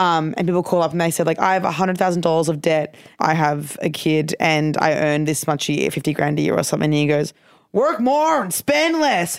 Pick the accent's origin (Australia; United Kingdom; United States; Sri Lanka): Australia; Brisbane, Queensland; I'm from Brisbane